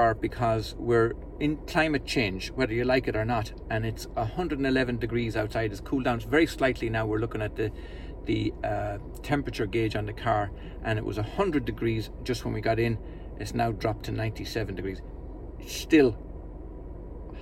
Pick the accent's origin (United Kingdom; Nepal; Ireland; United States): Ireland; growing up in Holy Catholic Ireland